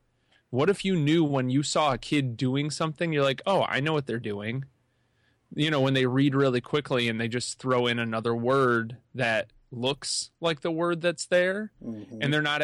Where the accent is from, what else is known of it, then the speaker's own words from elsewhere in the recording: New York, United States; moved away; Man, so when I came from New York and I moved out here, and it took a while for my certifications.